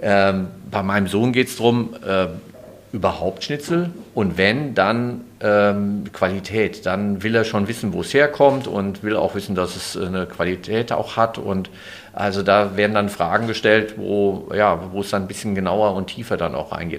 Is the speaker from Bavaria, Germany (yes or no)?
no; Hesse, Germany; komme aus Hesse